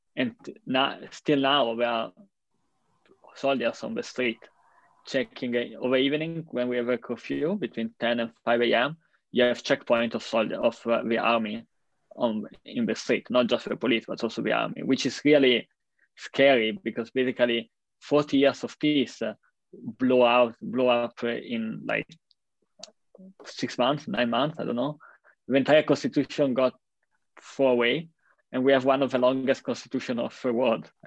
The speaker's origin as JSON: {"language": "English", "country": "Italy", "tie": "born or raised there", "said": "my hometown or in the main square of Milan"}